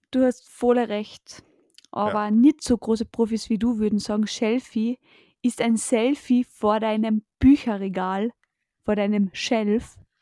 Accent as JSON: {"language": "German", "town": "Spittal an der Drau", "region": "Carinthia", "country": "Austria", "said": "bei uns in Spital Drau"}